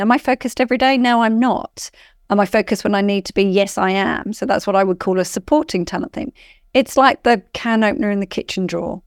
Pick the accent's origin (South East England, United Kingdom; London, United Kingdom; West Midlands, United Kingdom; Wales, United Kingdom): South East England, United Kingdom; rural Surrey; now in Australia; I grew up in, um, rural Surrey in England.